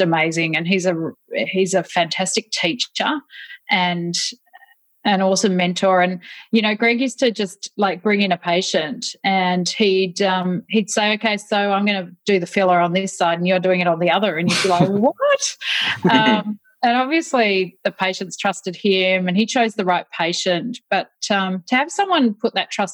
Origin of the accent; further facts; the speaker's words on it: Tasmania, Australia; moved away as an adult; now in Melbourne, Australia; I grew up in Tasmania. My parents actually were both Melburnians, though, and they moved there when I was three. And so I grew up there, went to medical school in Tasmania